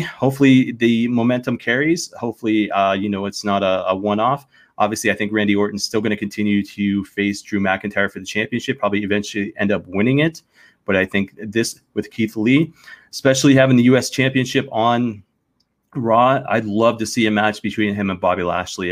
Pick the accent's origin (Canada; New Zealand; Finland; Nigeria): Canada; as a Canadian